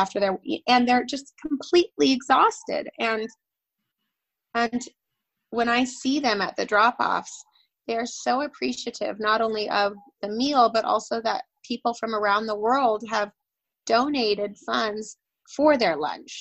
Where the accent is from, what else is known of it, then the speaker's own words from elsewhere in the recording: Newport Beach, California, United States; moved away as an adult; also born or lived in Vermont / New York / London; I grew up in Southern California in Orange County in Newport Beach and Laguna Beach.